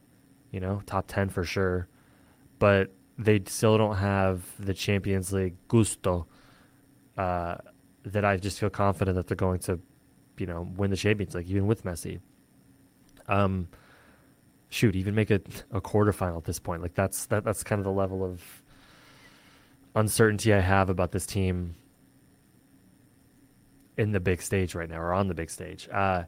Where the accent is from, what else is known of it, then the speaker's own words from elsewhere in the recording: United States; As an American